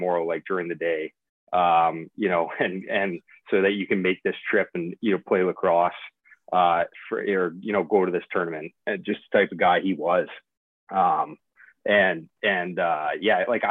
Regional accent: Oakville, Ontario, Canada; moved away; also born or lived in Florida; born and raised in Oakville.

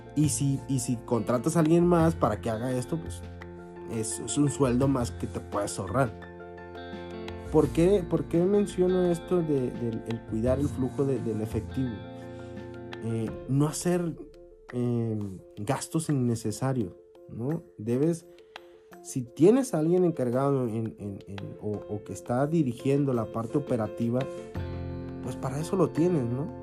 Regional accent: Mexico; como mexicanos

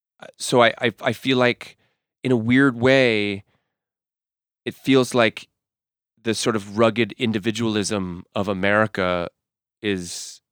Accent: Massachusetts, United States; But I want you to understand that, like, I grew up in Massachusetts.

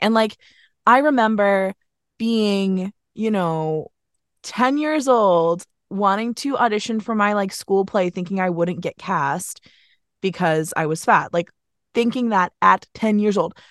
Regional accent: Vermont, United States; also born or lived in Philadelphia; now in New York, United States; I'm from Vermont

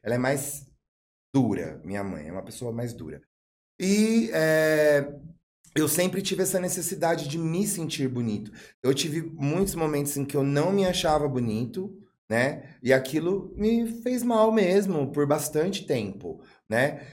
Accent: São Bernardo do Campo, São Paulo, Brazil; also born or lived in Rio de Janeiro; now in Atibaia, Brazil; Eu sou de São Bernardo do Campo, mas o São Bernardo do Campo nunca foi a minha casa

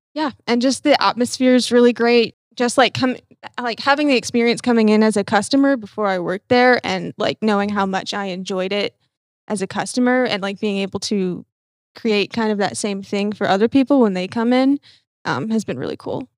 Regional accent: north of Atlanta, Georgia, United States; now in Birmingham, United States; I'm from Georgia, north of Atlanta.

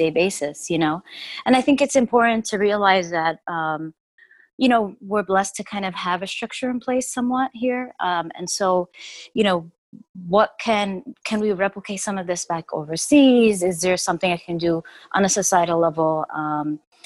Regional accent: New York City, New York, United States; I'm from New York. I was born and raised here, actually.

